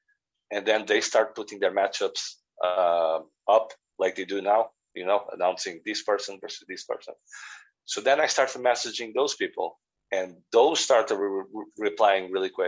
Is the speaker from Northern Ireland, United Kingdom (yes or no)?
yes; Northern Ireland, United Kingdom; I message them, you know, I'm from Northern Ireland as well, blah, blah, blah, blah, blah.